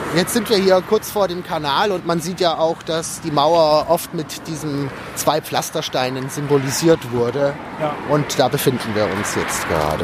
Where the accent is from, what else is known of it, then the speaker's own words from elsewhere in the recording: Günzburg, Bavaria, Germany; moved away as an adult; also born or lived in Regensburg; now in Berlin, Germany; Günzburg komme ich her, das ist so in der Nähe von Ulm, so zwischen Ulm und Augsburg